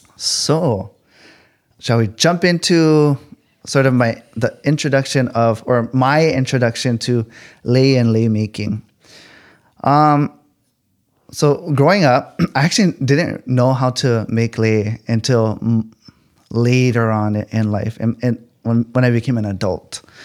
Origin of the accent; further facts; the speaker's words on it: California, United States; growing up in California